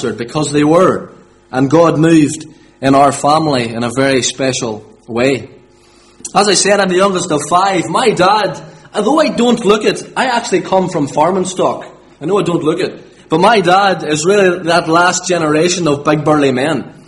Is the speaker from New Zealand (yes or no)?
no; Limavady, Northern Ireland, United Kingdom; I'm from Limavady, born and bred.